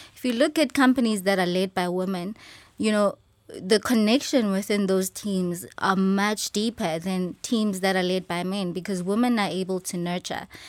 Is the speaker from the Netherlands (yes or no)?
no; Johannesburg, Gauteng, South Africa; I am born and raised in Soweto